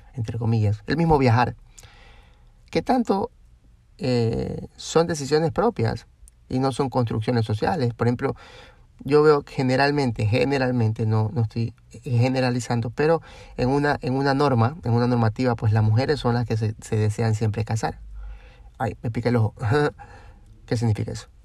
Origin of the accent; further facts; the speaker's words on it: Guayaquil, Guayas, Ecuador; de nosotros de Guayaquil